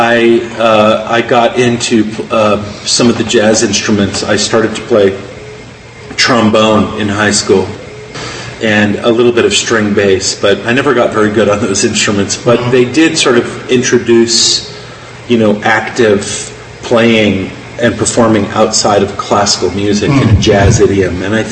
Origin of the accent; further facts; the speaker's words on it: Oakland, California, United States; I was born and raised in Oakland, California.